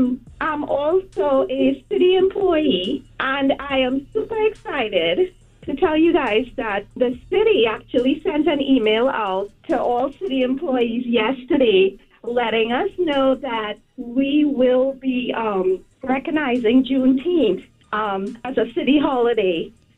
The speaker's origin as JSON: {"language": "English", "country": "Trinidad & Tobago", "moved": "yes", "lives_now": "United States", "said": "Oh my God. I am from Trinidad and Tobago."}